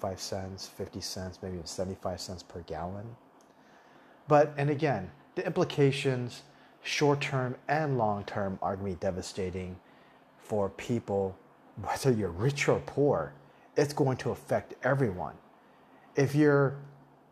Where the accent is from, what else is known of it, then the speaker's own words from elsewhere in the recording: Tucson, Arizona, United States; English is a second language; moved away as an adult; also born or lived in Taipei, Taiwan; now in Thailand; I grew up, well, when I came to America when I was in third grade, I grew up in the Southwest. I grew up in Tucson, Arizona